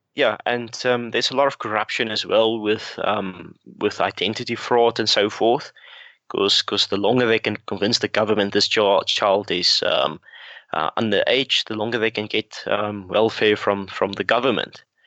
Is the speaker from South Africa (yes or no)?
yes; South Africa; growing up in South Africa